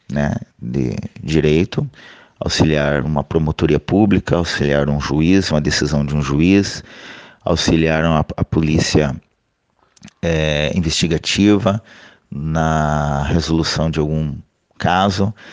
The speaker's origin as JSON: {"language": "Portuguese", "town": "Curitiba", "region": "Paraná", "country": "Brazil", "moved": "as an adult", "said": "Como eu saí de Curitiba em 2006 para trabalhar no norte desse Brasil, e estou ainda trabalhando é, em outras regiões que não são a minha"}